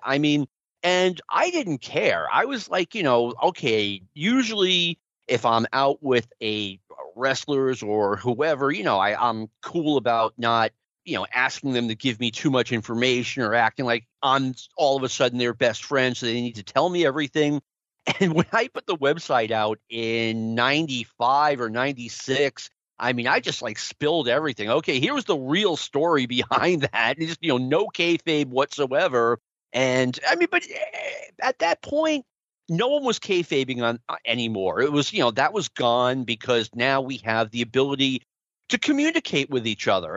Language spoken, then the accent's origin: English; New York City, New York, United States; I was a big Mets fan as a kid growing up in Jackson Heights